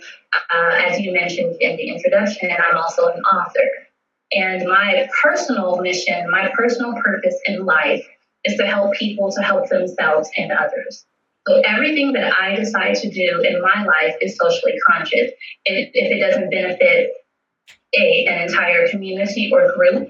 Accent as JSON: {"language": "English", "town": "Las Vegas", "region": "Nevada", "country": "United States", "tie": "born or raised there", "said": "I was born and raised in Las Vegas"}